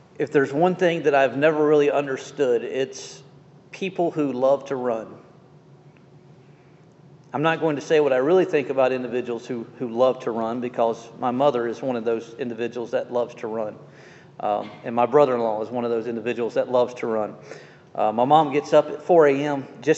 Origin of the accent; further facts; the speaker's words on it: Jacksonville, Florida, United States; moved away; also born or lived in Atlanta, Georgia; Growing up in Jacksonville